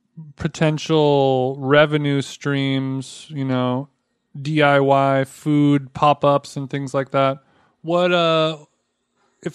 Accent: United States

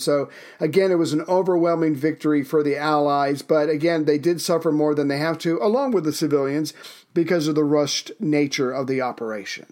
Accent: South Carolina, United States; My home state of South Carol, uh, South Carolina

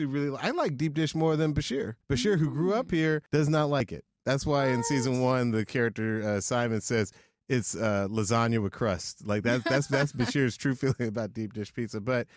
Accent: Atlanta, Georgia, United States; I'm the one person on the show who did not grow up in Chicago. Mm-hmm. I grew up in Atlanta.

